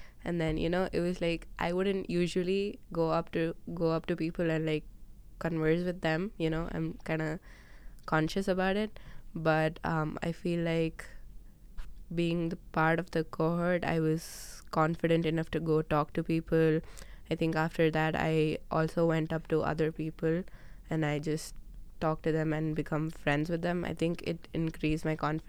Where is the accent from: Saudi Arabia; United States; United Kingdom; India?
India; For example, I'm Indian, and then Arisha is Pakistani